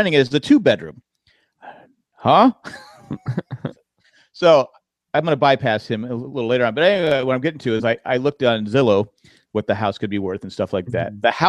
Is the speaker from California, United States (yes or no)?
no; York, Pennsylvania, United States; I can say I was born in the capital of the United States.